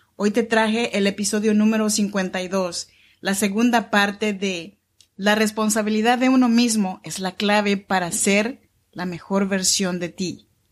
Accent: Chinantla region, Oaxaca, Mexico; moved away as an adult; now in Sacramento, United States; Soy mexicana oaxaqueña de la región chinanteca y vivo aquí en Sacramento, California desde hace ya 14 años

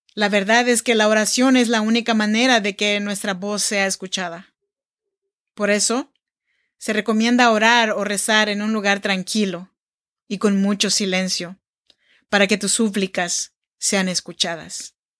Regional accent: Oaxaca, Mexico; moved away as an adult; now in Sacramento, United States; Yo soy nacida en Oaxaca, México, y vivo en Sacramento, California desde hace ya 14 años

